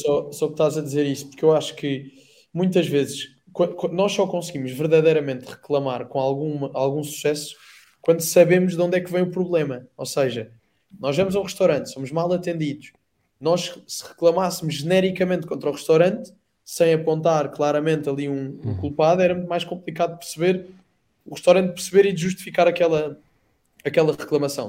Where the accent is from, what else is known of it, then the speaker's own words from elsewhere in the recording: Odemira, Beja District, Portugal; sou natural de Santa Maria e passei a ser natural de Santa Maria São Salvador